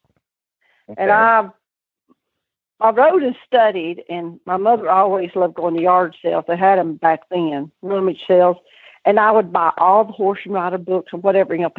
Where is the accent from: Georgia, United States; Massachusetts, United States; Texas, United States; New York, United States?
Georgia, United States; Conyers; also born or lived in Villa Rica, Georgia / Calhoun, Georgia; I lived in Conyers, Georgia for till I was about